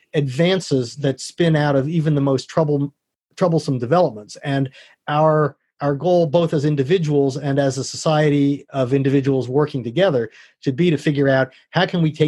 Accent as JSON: {"language": "English", "town": "San Francisco", "region": "California", "country": "United States", "tie": "born or raised there", "also_born_or_lived": "New York / Phoenix", "said": "I was born in New York, and we moved to Phoenix, where the Giants farm team was, and then we moved to San Francisco."}